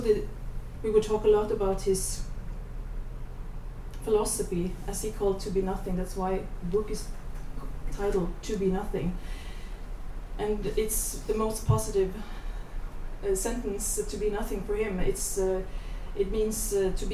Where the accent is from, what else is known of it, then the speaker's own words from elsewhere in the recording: Hardanger fjord, Vestland, Norway; I grew up in the Hardanger fjord, where many of the best Hardanger fiddlers live